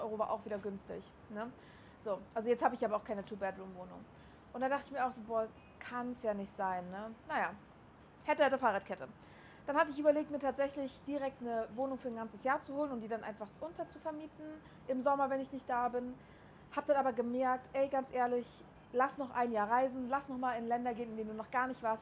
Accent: Berlin, Germany; moved away as an adult; also born or lived in Chemnitz; now in Dubai, United Arab Emirates; ich bin aus Berlin

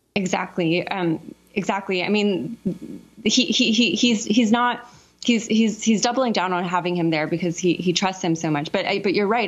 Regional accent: Southern California, United States; I grew up in Southern California during the same time period.

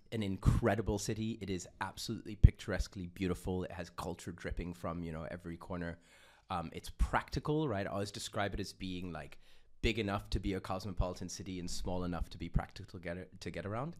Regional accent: Austria; also born or lived in Uganda; I was born and I grew up in Austria

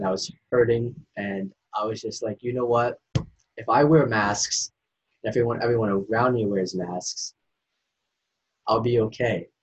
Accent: Maine, United States; also born or lived in Asia; I'm from Maine

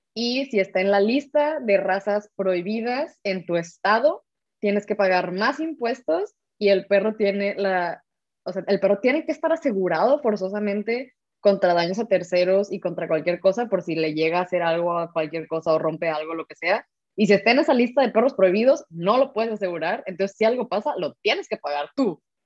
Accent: Mexico; now in Germany; Somos dos mexicanas viviendo yo en Alemania

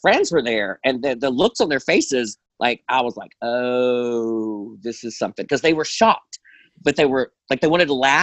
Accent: Birmingham, Alabama, United States; moved away as an adult; also born or lived in Nashville, Tennessee / Orlando, Florida; I'm originally from Birmingham, Alabama. I moved to Nashville in 2013 and lived there for 4 years. I moved to Orlando, lived in Florida for a year, and I'm back home in Birmingham

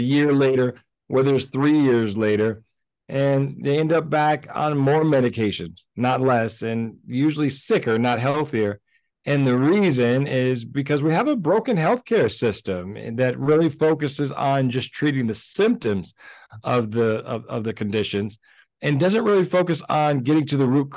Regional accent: Alabama, United States; also born or lived in Los Angeles, California; I grew up in Alabama. I was born in Los Angeles, but my family moved to Alabama, you know, when I was 10 years old. And that's where I did most of my school.

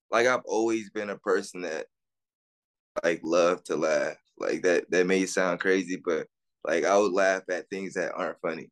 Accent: Atlanta, Georgia, United States; also born or lived in Texas; I grew up on the west side of Atlanta.

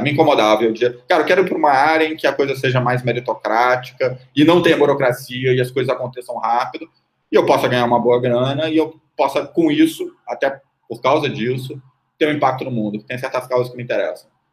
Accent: Brazil

